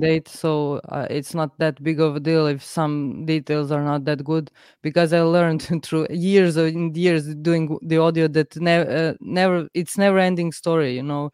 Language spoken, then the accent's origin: English; Serbia; I'm from Serbia